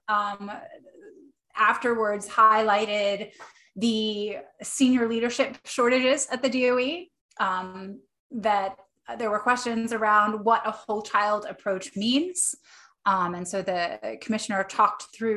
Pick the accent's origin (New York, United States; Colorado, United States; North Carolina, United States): New York, United States; now in Maine, United States; I grew up in New York.